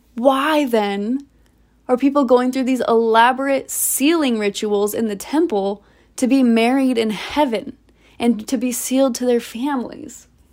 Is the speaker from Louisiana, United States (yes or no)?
no; Orem, Utah, United States; Here I was back in Orem